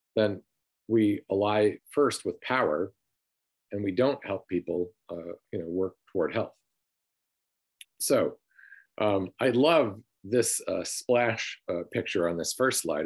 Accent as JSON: {"language": "English", "town": "Sandusky", "region": "Michigan", "country": "United States", "tie": "born or raised there", "said": "I grew up in Sanilac County, Michigan, in a city called Sandusky, Michigan"}